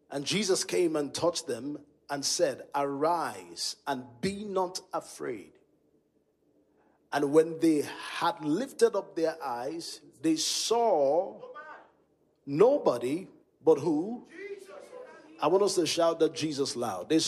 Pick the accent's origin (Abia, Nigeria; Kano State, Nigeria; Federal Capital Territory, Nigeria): Kano State, Nigeria; Kano; And I came from Kano, Kano Bushman.